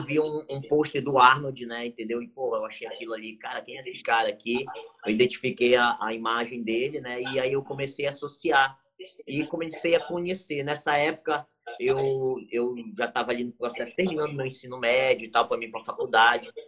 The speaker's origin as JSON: {"language": "Portuguese", "town": "Santana", "region": "Amapá", "country": "Brazil", "tie": "born or raised there", "said": "eu sou aqui do Amapá, né? Estado do Amapá, cidade de Santana, né? Que é uma, uma cidade que fica próxima à capital. E a gente eu moro, na verdade, aqui desde uhum. a minha infância"}